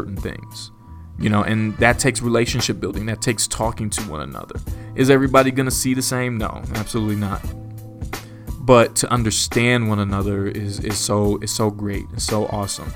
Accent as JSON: {"language": "English", "country": "United States", "said": "I'm black, I'm African American, I identify with both"}